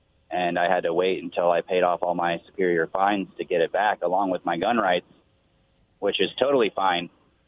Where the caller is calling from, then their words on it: Othello, Washington, United States; I'm calling from Othello.